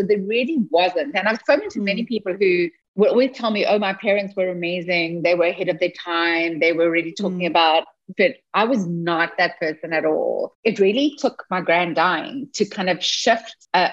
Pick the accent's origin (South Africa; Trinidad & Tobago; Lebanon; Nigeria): South Africa; moved away as an adult; now in Seattle, United States; I wasn't born in the US. I was born in South Africa. And up until 7 months ago, I was in South Africa. And 7 months ago, I moved to Seattle.